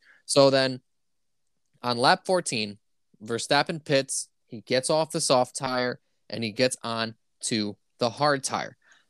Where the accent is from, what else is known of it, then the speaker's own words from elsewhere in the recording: United States; we're American and we speak gallon and pound